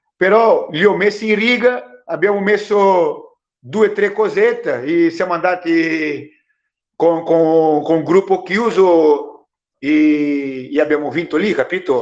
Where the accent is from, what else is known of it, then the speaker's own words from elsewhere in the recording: Brazil; Italian is a second language; moved away as an adult; now in Italy; Io ho vissuto in Brasile venticinque anni